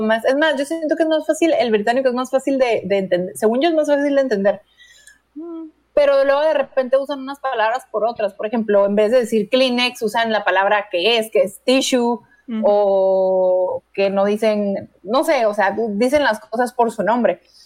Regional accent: Mexico; soy mexicana

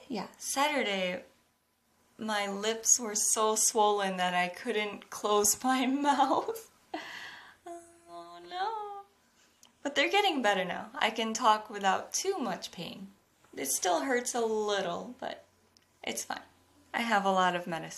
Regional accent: United States; now in Japan; I'm an American living in Japan

